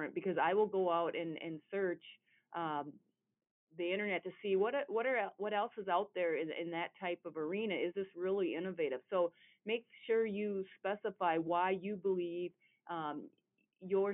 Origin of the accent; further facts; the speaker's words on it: Southern Minnesota, United States; I'm from Southern Minnesota